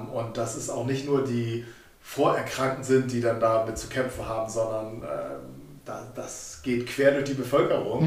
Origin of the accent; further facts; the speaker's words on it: Germany; als Deutsche